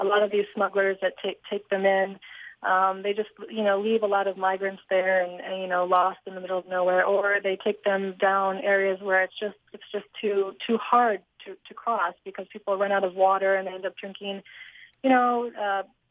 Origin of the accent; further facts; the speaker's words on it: Northeast, United States; I'm from the Northeast